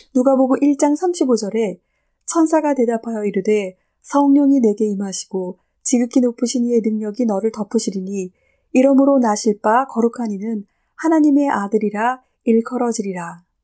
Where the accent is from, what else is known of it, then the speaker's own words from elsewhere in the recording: South Korea; moved away as an adult; also born or lived in Germany; 저도 예전에 독일에 살고 있었을 때 독일 친구들이 다른 친구들에게 저를 소개해 줄 때면 언제나 한국에서 온 누구누구야